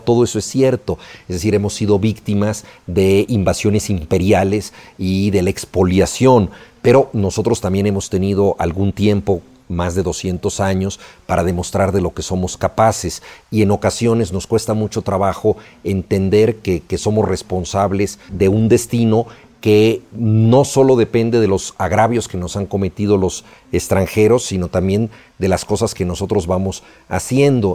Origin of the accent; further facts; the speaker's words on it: Mexico; la mayoría de los mexicanos